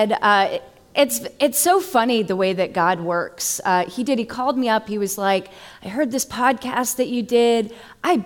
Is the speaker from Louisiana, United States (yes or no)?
no; Massachusetts, United States; now in Florida, United States; I'm originally from Massachusetts